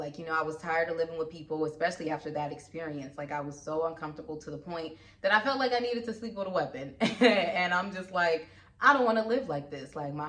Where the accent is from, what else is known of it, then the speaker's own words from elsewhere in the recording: Compton, California, United States; moved away as an adult; now in New York, United States; I'm from California, from Compton, from LA, and I actually never experienced snow until I moved to New York.